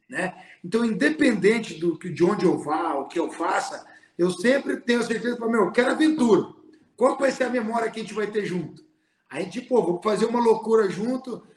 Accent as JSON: {"language": "Portuguese", "town": "Bonito", "region": "Mato Grosso do Sul", "country": "Brazil", "moved": "as an adult", "lives_now": "United States", "said": "a minha essência é pantaneira, a minha essência é da minha terra"}